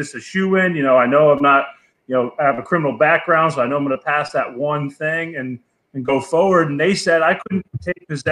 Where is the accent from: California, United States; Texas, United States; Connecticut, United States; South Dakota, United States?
Connecticut, United States; moved away; I'm from New England originally. So I grew up with the plant. You know, yeah. I mean, it was decriminalized in my home state of Connecticut